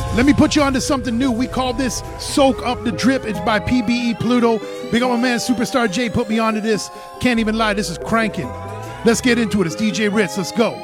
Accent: Toronto, Ontario, Canada; but I'm from Toronto.

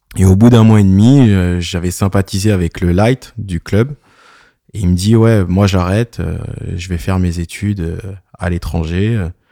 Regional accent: a small village near Clairefontaine, Paris region, Île-de-France, France; moved away as an adult; J'habite dans le Sud depuis 10 ans, mais euh, je viens d'un petit village à côté de Clairefontaine.

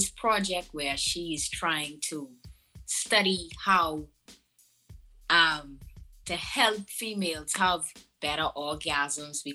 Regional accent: Bahamas; I used to live on Eleuther. I grew up in Eleuther. That's where I'm from.

